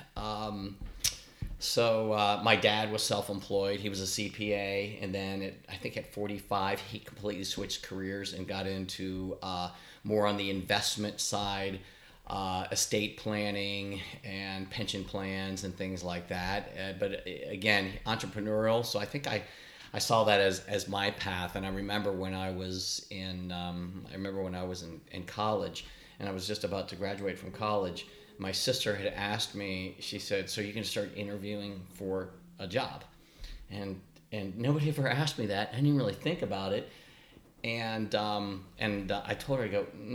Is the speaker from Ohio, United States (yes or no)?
yes; Columbus, Ohio, United States; I grew up in the Berwick area, a Columbus suburb close to Bexley